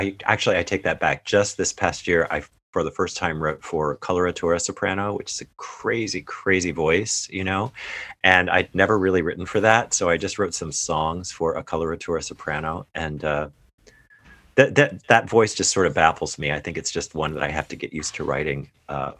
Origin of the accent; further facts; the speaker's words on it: Ohio, United States; moved away as an adult; I participated in choirs growing up in Ohio